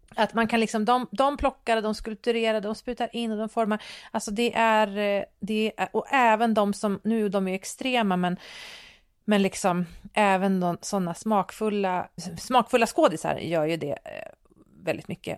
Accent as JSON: {"language": "Swedish", "country": "Sweden", "said": "som svensk befolkning"}